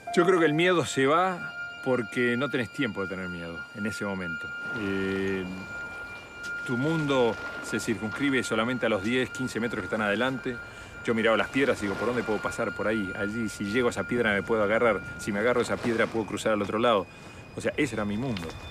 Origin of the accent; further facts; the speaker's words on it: Uruguay; soy uruguayo